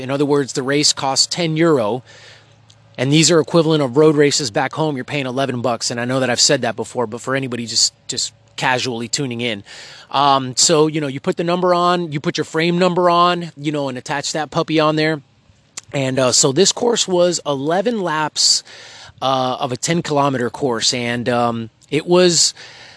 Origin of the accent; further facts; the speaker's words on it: Texas, United States; now in Belgium; I'm from Texas